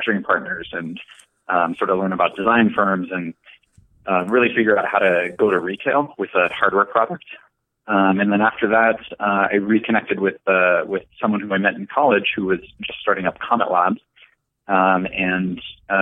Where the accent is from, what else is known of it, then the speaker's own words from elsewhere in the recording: San Francisco Bay Area, California, United States; also born or lived in New York; I'm originally from the San Francisco Bay Area, but went out to New York for college